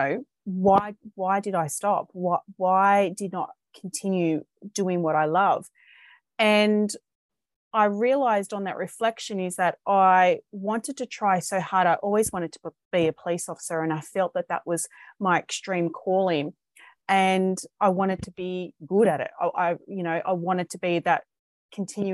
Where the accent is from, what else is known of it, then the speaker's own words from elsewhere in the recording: Sydney, New South Wales, Australia; I am from Sydney, Australia